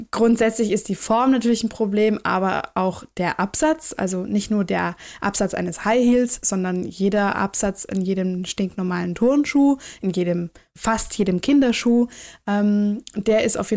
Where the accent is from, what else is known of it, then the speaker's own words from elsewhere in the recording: Swabia, Germany; ich komme aus dem Schwaberländle